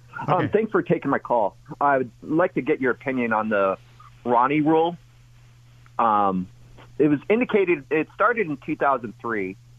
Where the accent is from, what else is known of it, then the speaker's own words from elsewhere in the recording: Redmond, Washington, United States; I'm a minority. I'm Hispanic. And I face the racism here in the west side of Washington when I grew up here in Redmond.